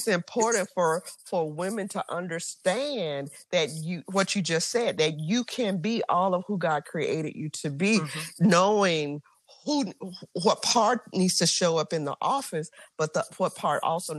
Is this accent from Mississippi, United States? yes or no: yes; Mississippi, United States; so I'm from Mississippi, right?